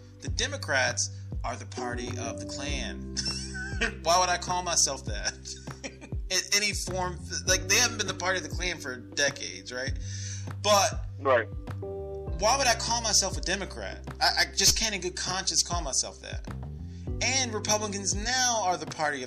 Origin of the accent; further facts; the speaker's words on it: United States; I'm American.